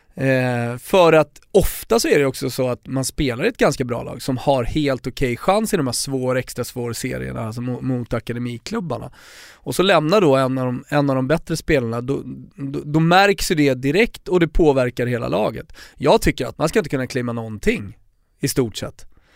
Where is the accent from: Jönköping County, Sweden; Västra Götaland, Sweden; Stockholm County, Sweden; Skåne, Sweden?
Stockholm County, Sweden; Stockholm; Folk frågar vad jag är, de hör min dialekt och ja, jag är från Stockholm